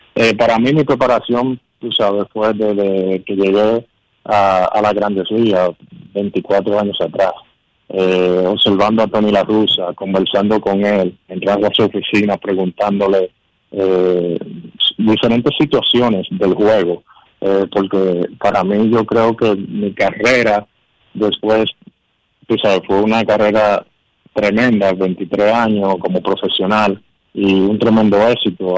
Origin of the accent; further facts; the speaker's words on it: Dominican Republic; aquí en la línea Mar, en mi país, pero con los Leones del Corrido, el, equipo que yo eh, desde niño he seguido